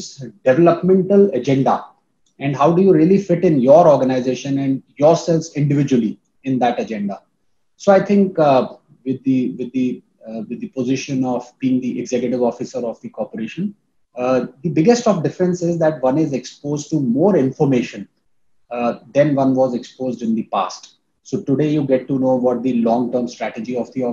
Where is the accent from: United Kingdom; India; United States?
India; Gwalior, Madhya Pradesh; there was a industrial area called Malanpur, which was coming up very close to Gwalior